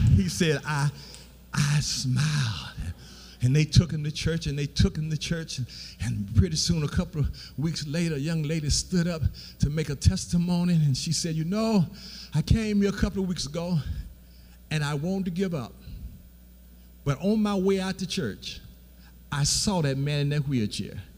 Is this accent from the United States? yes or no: yes; Beatrice, Alabama, United States; I'm from Beatrice, Alabama